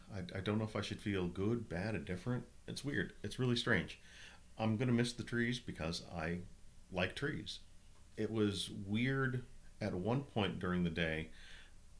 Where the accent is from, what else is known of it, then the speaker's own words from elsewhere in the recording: Minnesota, United States; now in Southern California, United States; growing up in Minnesota